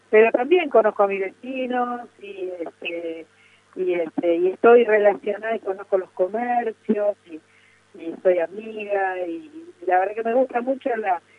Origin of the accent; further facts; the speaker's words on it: Buenos Aires, Argentina; born there; Sí, yo creo que en Barrio Norte.